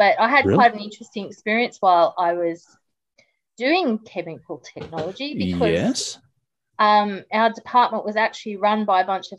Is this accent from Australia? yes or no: yes; Sydney, New South Wales, Australia; moved away as an adult; now in Hobart, Australia; I'm an import from Sydney. Yep. Grew up in Sydney and also on the south coast of New South Wales